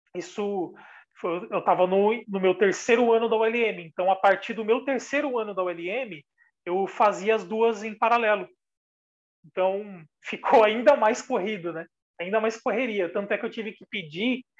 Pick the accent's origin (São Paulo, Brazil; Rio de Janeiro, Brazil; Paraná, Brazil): São Paulo, Brazil; eu sou de São Paulo, da periferia de São Paulo, comecei estudando música com 10 anos